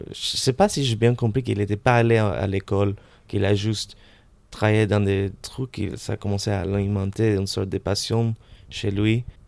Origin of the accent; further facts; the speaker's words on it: Caracas, Capital District, Venezuela; French is a second language; moved away as an adult; also born or lived in Montreal, Canada / London, United Kingdom / United States; now in Paris, France; je suis né à Montréal, d'un père polonais, une mère argentine. Et tout de suite, on a déménagé à Venezuela, à Caracas, où j'ai passé euh, euh toutes mes années scolaires jusqu'à 18 ans